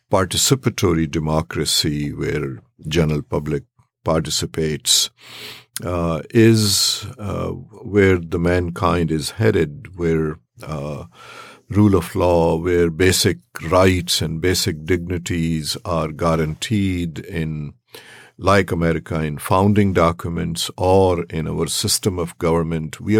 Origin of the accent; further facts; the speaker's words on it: Charlottesville, Virginia, United States; I come from Charlottesville, Virginia.